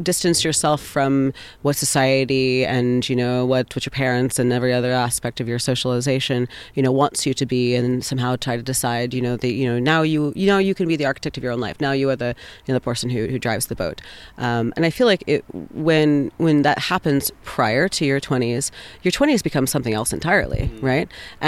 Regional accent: Texas, United States; born there; also born or lived in Carolinas / Deep South; I grew up all over the place. I was originally born in Texas, but I grew up, lived in 13 states before I moved out of the Carolinas, mostly like in the deep South, and in like the Eastern Seaboard.

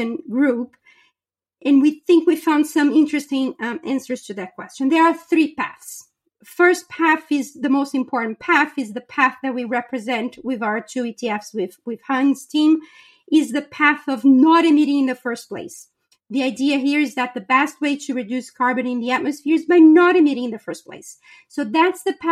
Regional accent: Brazil; moved away; I was born and raised in Brazil.

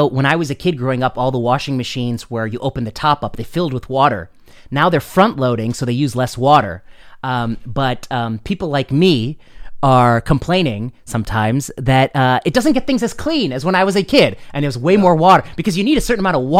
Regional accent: India; I like a gas stove because I'm an Indian, and in Indian cooking, you need a certain way of cooking that thing.

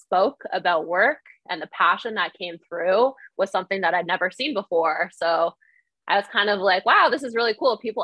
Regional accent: Ontario, Canada; I'm from Ontario, Canada

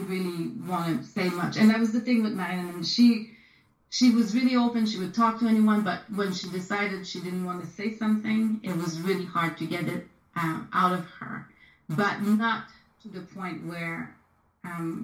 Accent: Quebec City, Quebec, Canada; moved away as an adult; also born or lived in Chicoutimi / Montreal; now in United States; I grew up in Quebec City

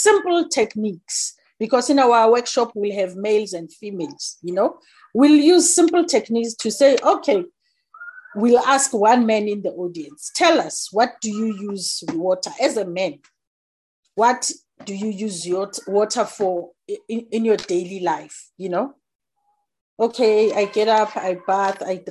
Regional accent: Johannesburg, Gauteng, South Africa; I'm born and bred in Soweto. It's a township in Johannesburg, based in South Africa. I grew up there and I studied there.

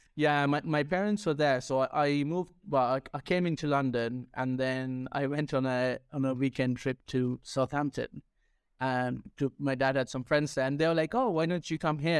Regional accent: Sri Lanka; first language Sinhala; English is a second language; also born or lived in United Kingdom; now in Spain; I speak my native tongue, which is, uh, Sinhala, which is from Sri Lanka

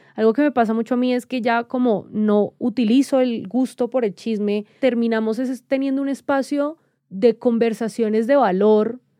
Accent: Cali, Valle del Cauca, Colombia; también venimos de Cali, ¿no? Que Cali, pueblo chico, infierno grande

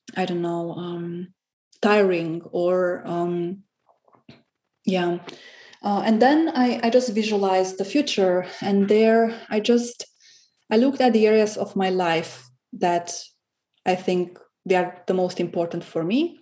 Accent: Romania; English is a second language; moved away as an adult; also born or lived in Cluj-Napoca, Romania; now in Berlin, Germany; I moved from Romania to Berlin in 2015 for my studies

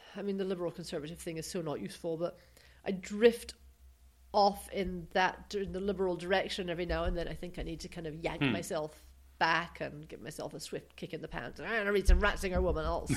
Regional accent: United Kingdom; now in United States; we're from Britain

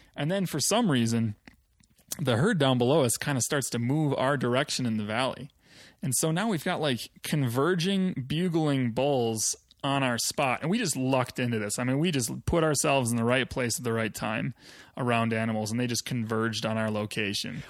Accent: Wisconsin, United States; moved away as an adult; now in Colorado, United States; I grew up in Wisconsin.

